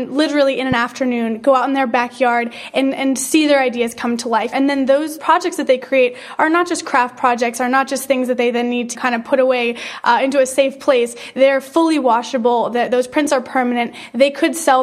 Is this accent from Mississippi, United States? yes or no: no; Detroit, Michigan, United States; moved away as an adult; now in Los Angeles, United States; I grew up in Detroit, kind of just the suburbs of Detroit